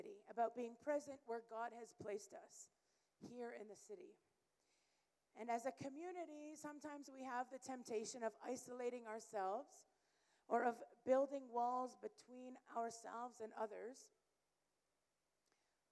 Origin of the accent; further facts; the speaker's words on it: Canada; moved away as an adult; now in Malawi; I am originally from Canada, and I've been in Malawi since 2014 with our family